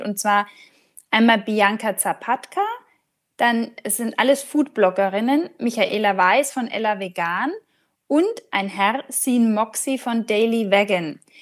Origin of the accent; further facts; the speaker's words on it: Franconia, Bavaria, Germany; bei uns in Franken